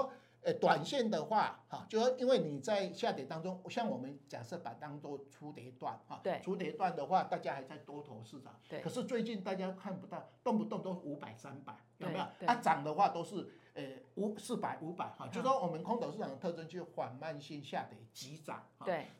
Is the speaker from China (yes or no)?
no; Taiwan; 我们台湾人不喜欢减资嘛